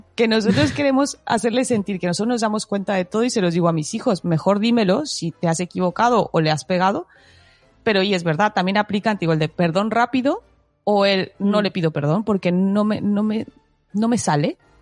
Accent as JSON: {"language": "Spanish", "country": "Mexico", "moved": "yes", "lives_now": "Spain", "said": "Soy mexicana"}